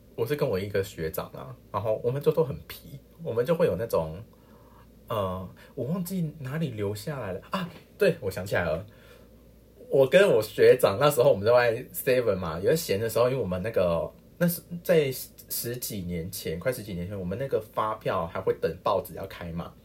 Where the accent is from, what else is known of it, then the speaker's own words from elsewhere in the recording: Tainan, Taiwan; 这是我小时候那个村庄吗？是的，嗯。就是金沙里